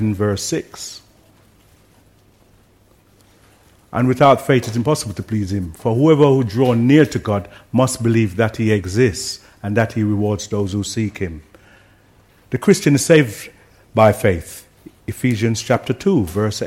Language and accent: English; Jamaica; I grew up in Jamaica where everyone seems to have faith